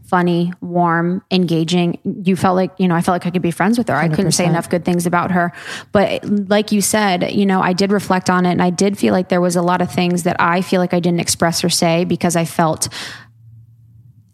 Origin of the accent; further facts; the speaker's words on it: Ohio, United States; I'm a girl from Ohio.